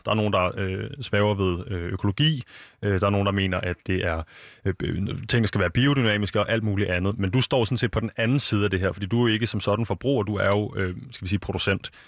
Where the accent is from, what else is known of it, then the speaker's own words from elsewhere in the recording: Copenhagen, Capital Region of Denmark, Denmark; Jeg er født og opvokset i København, og jeg har altid boet inde i en lejlighed